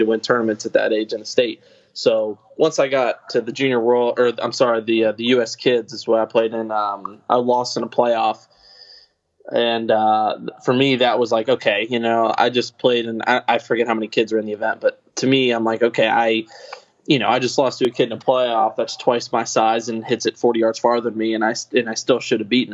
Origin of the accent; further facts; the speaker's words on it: Kentucky, United States; growing up in Kentucky